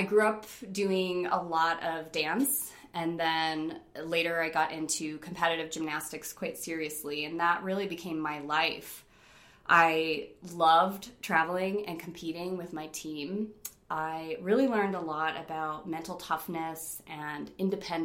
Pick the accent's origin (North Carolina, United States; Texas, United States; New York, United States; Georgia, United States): New York, United States; Rochester; moved away as an adult; also born or lived in Fort Collins, Colorado; I was born and raised in Rochester, New York in 1975